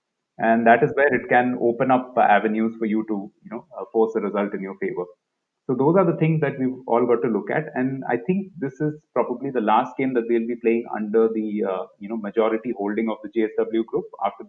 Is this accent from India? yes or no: yes; Delhi, India; I'm from Delhi.